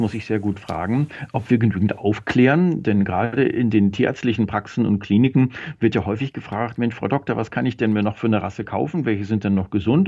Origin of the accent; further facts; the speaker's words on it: Germany; wir Deutschen